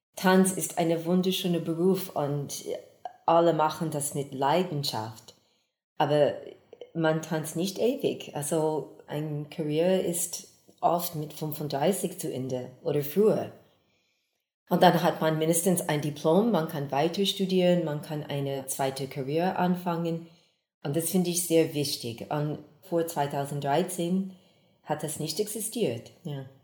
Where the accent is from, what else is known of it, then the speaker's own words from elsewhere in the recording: Texas, United States; also born or lived in Geneva, Switzerland; now in Basel, Switzerland; ich komme ursprünglich aus Texas in den USA, habe über 40 Jahre hier in der Schweiz gewohnt, zuerst in Genf, und danach hier in Basel